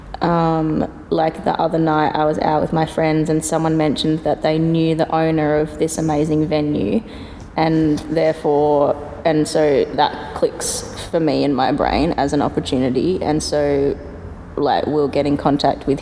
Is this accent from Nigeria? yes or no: no; Perth, Western Australia, Australia; also born or lived in Melbourne; Born and bred in Perth. Studied in Melbourne.